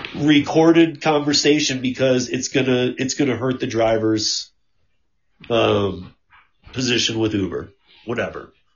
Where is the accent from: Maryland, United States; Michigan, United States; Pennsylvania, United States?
Michigan, United States; moved away; I'm originally from Michigan